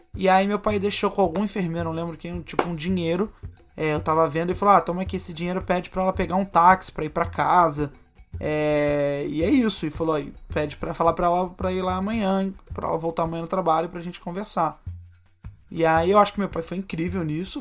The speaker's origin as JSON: {"language": "Portuguese", "region": "Rio de Janeiro", "country": "Brazil", "said": "eu estava morando no Rio de Janeiro, eu sou carioca"}